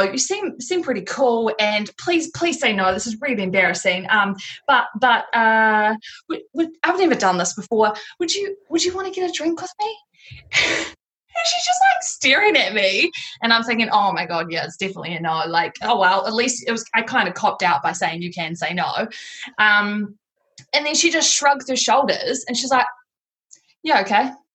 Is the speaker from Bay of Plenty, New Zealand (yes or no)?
yes; Tauranga, Bay of Plenty, New Zealand; I've moved back to Tauranga, which is my hometown.